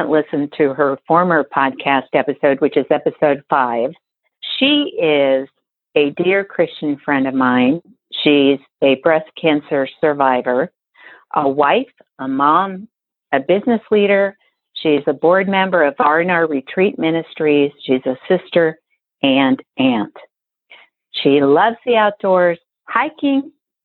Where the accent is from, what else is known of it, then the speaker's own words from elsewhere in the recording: Colorado, United States; now in Overland Park, United States; my home state of Colorado